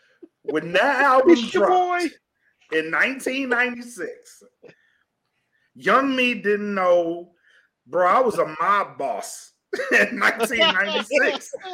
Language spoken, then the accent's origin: English; Southern US, United States; and I like this dynamic because I'm from the South.